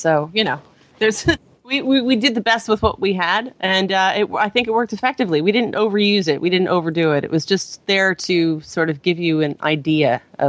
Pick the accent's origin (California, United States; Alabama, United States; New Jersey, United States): California, United States; Bay Area; I'm a Bay Area gal